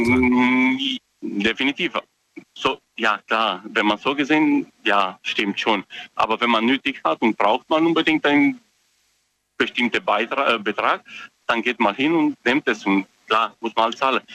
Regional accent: Romania; moved away; Ich komme ursprünglich aus Rumänien

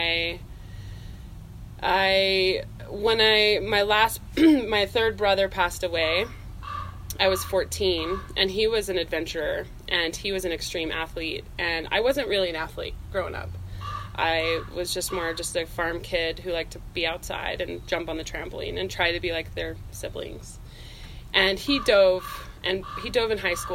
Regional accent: Tremonton, Utah, United States; I am born and raised in Utah, so native Utahn. I grew up in northern Utah, up by Tremonton

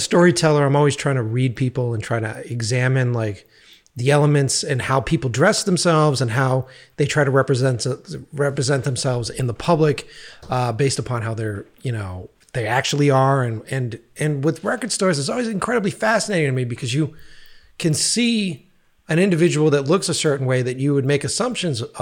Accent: East Coast, United States; moved away; I was from the East Coast

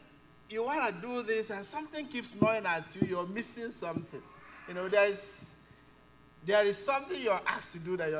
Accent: Nigeria; moved away as an adult; now in Canada; So, we are immigrants. We immigrated from Nigeria

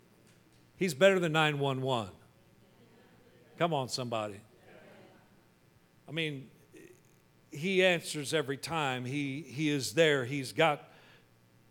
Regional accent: Wichita, Kansas, United States; But I grew up in Kansas, in Wichita, and we were right in the tornado alley

